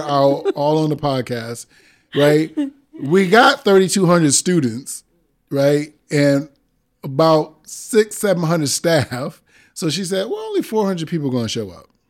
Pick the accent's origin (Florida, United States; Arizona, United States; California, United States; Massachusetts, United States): Massachusetts, United States; Springfield; also born or lived in Brooklyn, New York; I grew up in Springfield, Mass, when I moved there from Brooklyn, but every summer I was back in Brooklyn all summer long